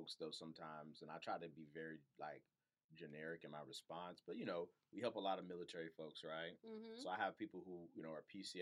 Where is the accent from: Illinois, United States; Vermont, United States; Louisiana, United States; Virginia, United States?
Virginia, United States; Virginia Beach; now in Chesapeake, United States; I live in Chesapeake. I like it. I grew up in Virginia Beach